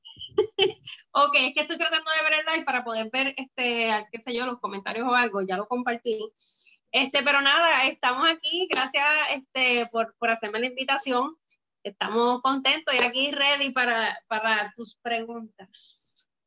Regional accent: Bayamón, Puerto Rico; also born or lived in Florida; soy de Puerto Rico, de Bayamón

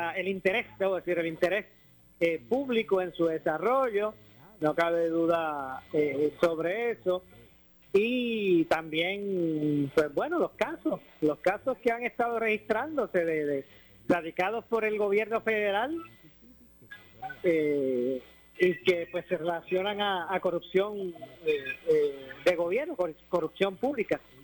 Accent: Puerto Rico; como puertorriqueño

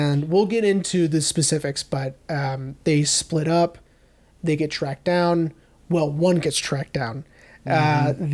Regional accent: Midland, Texas, United States; I'm from Midland

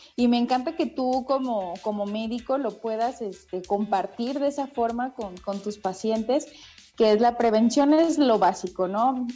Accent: Veracruz, Mexico; moved away as an adult; now in Mexico City, Mexico; yo que soy veracruzana, pues estudié ahí en, la Universidad Veracruzana

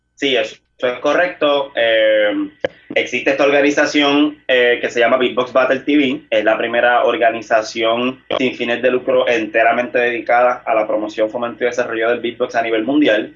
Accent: San Juan, Puerto Rico; yo tengo 28 años y soy natural del pueblo de San Juan.

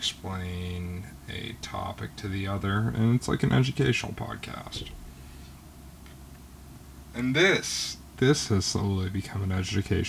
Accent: Georgia, United States; I'm from the state of Georgia

